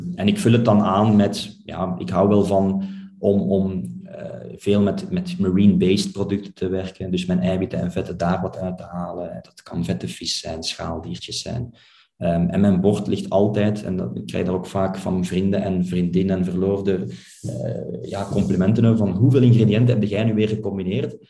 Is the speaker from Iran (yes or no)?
no; Flanders, Belgium; wij als Vlaming